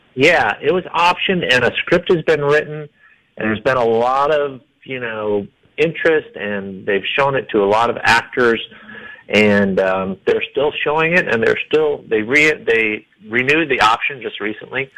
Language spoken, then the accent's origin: English; Iowa, United States; now in Denver, United States; I'm from Iowa